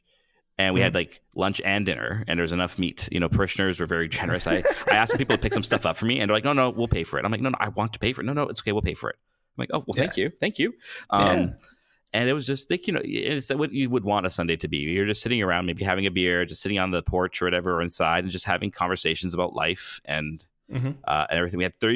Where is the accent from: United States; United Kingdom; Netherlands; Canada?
Canada; I still don't know what it means to actually be a Canadian.